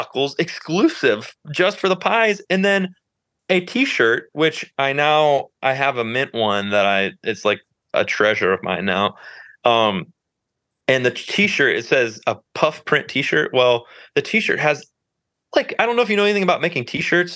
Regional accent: Northeast Ohio, United States; moved away as an adult; also born or lived in Nashville; I grew up in Ohio, moved back a couple years ago.

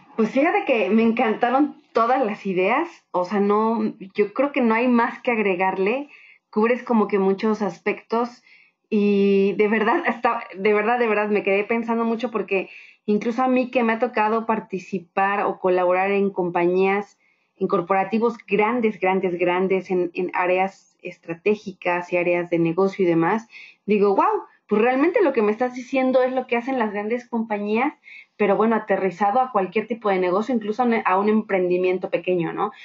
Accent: Mexico; ambas somos mexicanas

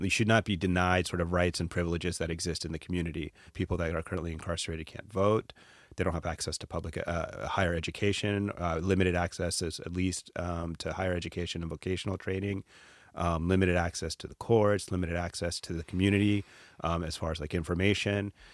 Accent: Atlanta, Georgia, United States; growing up in Atlanta, I was, um, a child of immigrants.

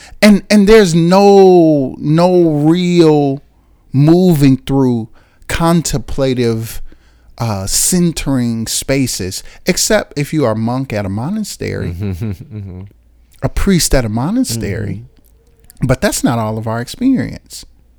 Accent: Chicago, Illinois, United States; born there; I was introduced to God by way of Christianity because I was born in Chicago in 1984.

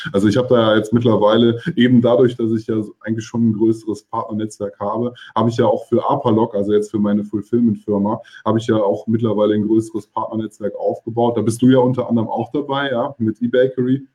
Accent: Hückelhoven, North Rhine-Westphalia, Germany; moved away as an adult; now in Cologne, Germany; Ich bin ja auch in Hückelhofen aufgewachsen

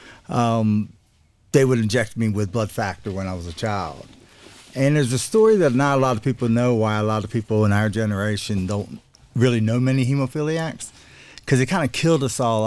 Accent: South Alabama, United States; I'm from South Alabama, like around the beach area, a little bit more open minded than the rest of the state

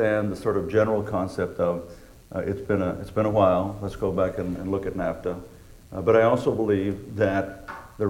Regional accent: Laredo, Texas, United States; I'm from Laredo

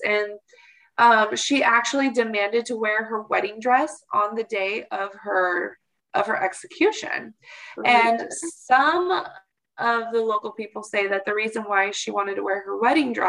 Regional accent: Portland, Oregon, United States; I come from Portland, Oregon

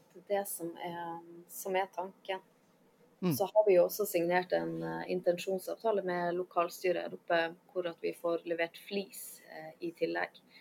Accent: Lofoten, Nordland, Norway; moved away as an adult; now in Svalbard, Norway; jeg kommer jo fra Lofoten.

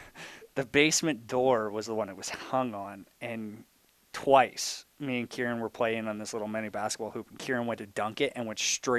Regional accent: Imperial, United States; growing up in Imperial, you knew if you wanted to play, you're going to have

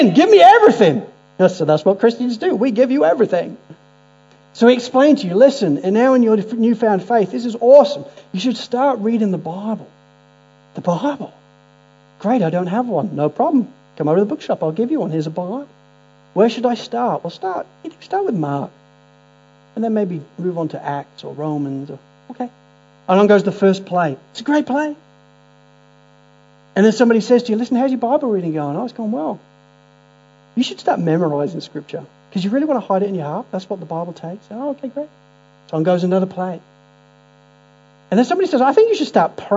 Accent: Spalding, East Midlands, United Kingdom; growing up in Spalding in Lincolnshire

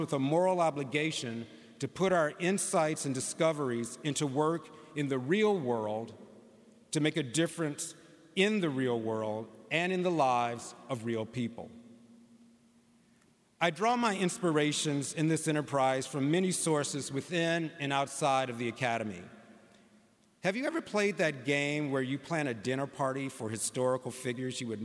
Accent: St. Louis, Missouri, United States; growing up in St. Louis

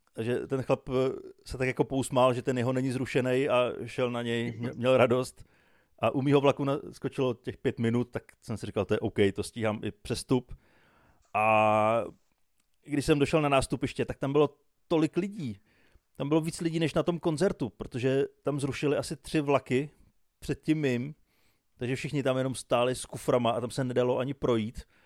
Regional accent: Czechia; já jsem z Čech, já jsem strávil většinu života čekáním na vlaky, já jsem odchovaný českýma dráhama

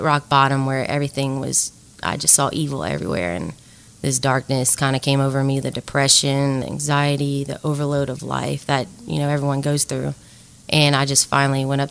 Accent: Lafayette, Louisiana, United States; I'm from Lafayette, Louisiana. I went to Cathedral Carmel for preschool and middle school, and then I went to St. Thomas More for high school

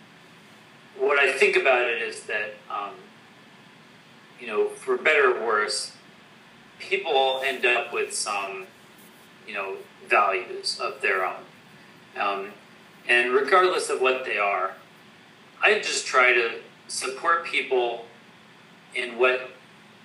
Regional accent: West Coast, United States; I'm an American. I was born on the West Coast.

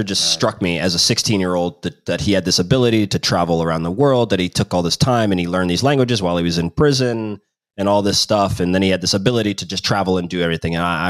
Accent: Kansas City, United States; moved away as an adult; also born or lived in Chicago / Denmark / Serbia / Finland; now in Croatia; I'm from Kansas City in the US, and I started my career playing

